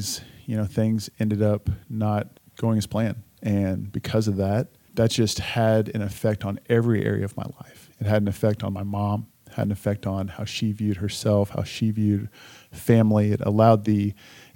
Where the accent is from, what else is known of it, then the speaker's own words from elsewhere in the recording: Richardson, Texas, United States; I was born and raised in Richardson, Texas, which is a suburb of the great city of Dallas